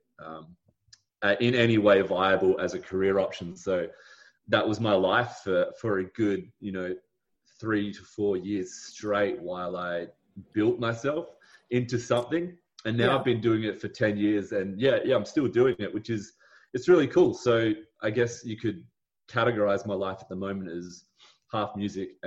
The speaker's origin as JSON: {"language": "English", "country": "Australia", "tie": "born or raised there", "said": "it's a massive privilege to live in Australia"}